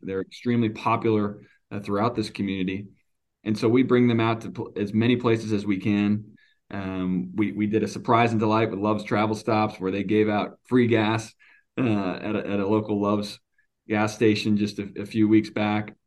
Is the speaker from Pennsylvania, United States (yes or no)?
no; Stoughton, Wisconsin, United States; also born or lived in Eau Claire; I grew up in a, a small farm town just outside of Madison, Stoughton, uh, Wisconsin's where I'm from.